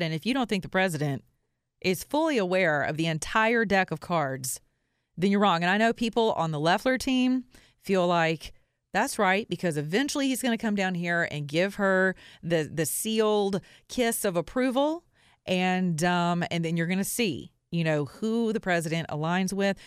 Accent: the Bible Belt, United States; I'm from the Bible Belt

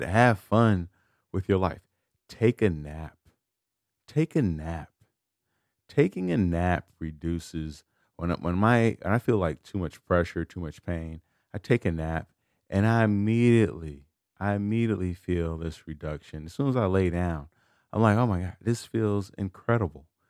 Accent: United States; I was born in America

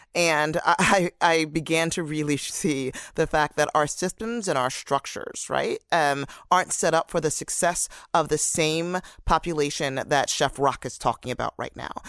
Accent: Camden, New Jersey, United States; growing up in Camden City, um, New Jersey

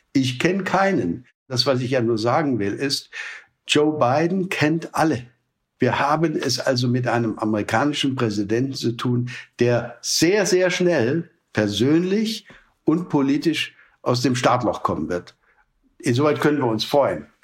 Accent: Germany; als Europäer, auch als Deutsche

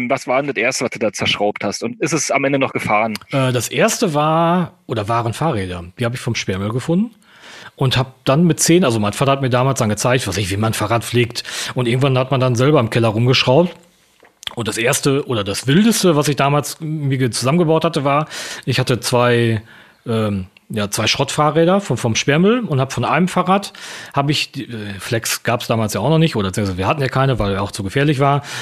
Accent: East Germany, Germany; ich komme ja ursprünglich aus dem Osten und äh, bin quasi in der, dieser Wendezeit auch groß geworden

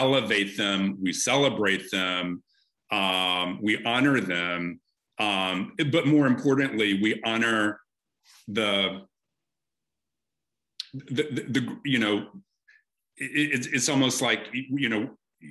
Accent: South Carolina, United States; moved away; also born or lived in London; I'm from South Carolina, my mother is Southern

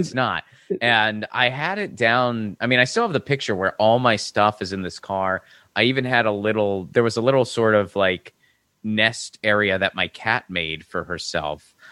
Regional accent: Pittsburgh, Pennsylvania, United States; moved away as an adult; also born or lived in Seattle / Bloomington, Indiana / Nashville, Tennessee; now in Los Angeles, United States; I lived my entire childhood there

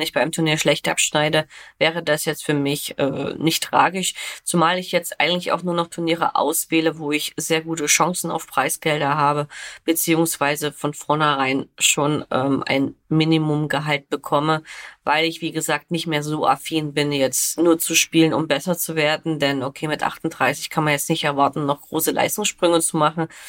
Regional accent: Germany; bei uns in Deutschland

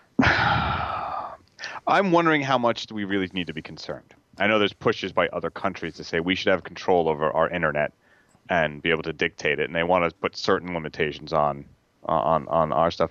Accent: the Hamptons, New York, United States; I grew up in the Hamptons

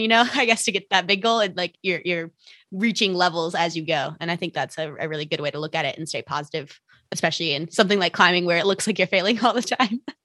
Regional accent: Minnesota, United States; now in Salt Lake City, United States; I currently live in Salt Lake City uh, Utah. I'm from Minnesota though, uh, and that's where I started climbing.

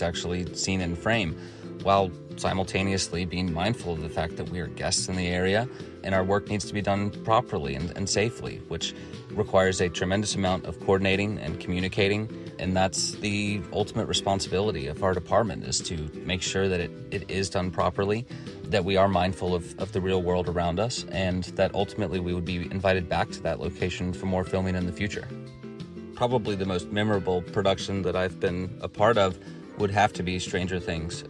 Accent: Atlanta, Georgia, United States; I was born and raised in Atlanta, Georgia, and currently live in Eastlake

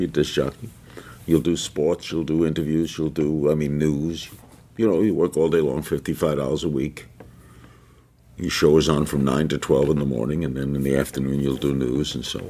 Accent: Brooklyn, New York, United States; That's the first time I've ever said that. I've just been given that name. I'm a kid from Brooklyn who always wanted to be in radio.

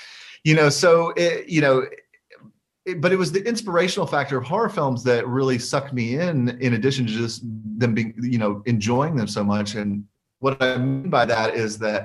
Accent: Alabama, United States; moved away as an adult; also born or lived in Oak Ridge, Tennessee; I spent the majority of my life up until 2011 living in Alabama. And so that was really my upbringing was there

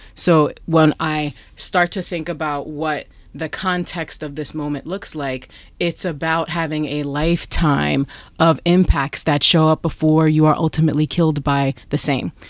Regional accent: New York, United States; I'm from New York

